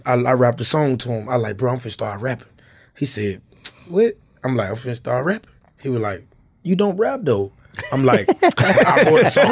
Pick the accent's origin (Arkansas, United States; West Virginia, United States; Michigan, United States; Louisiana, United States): Louisiana, United States; Tallulah; moved away; also born or lived in North Memphis, Tennessee; I'm from Louisiana, Tallulah